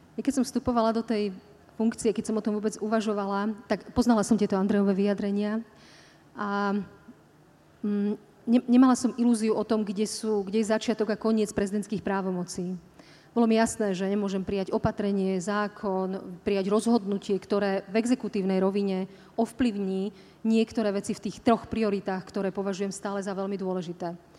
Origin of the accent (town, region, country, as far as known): Slovakia